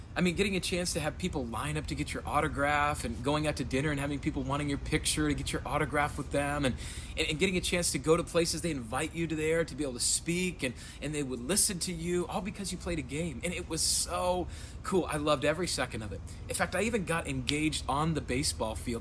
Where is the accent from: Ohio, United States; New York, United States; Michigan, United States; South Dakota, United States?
South Dakota, United States; Rapid City; moved away as an adult; also born or lived in Sioux Falls / Chicago, Illinois; I am from Rapid City, South Dakota. That's where I was born and raised.